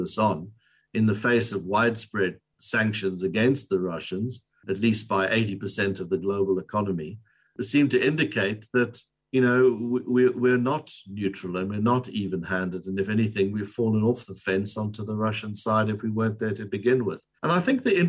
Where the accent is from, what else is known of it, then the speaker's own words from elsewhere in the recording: South Africa; I say this as a South African